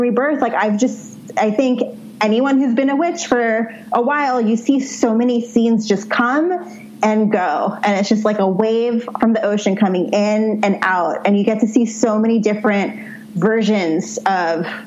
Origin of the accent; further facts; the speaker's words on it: New York City, New York, United States; growing up in New York City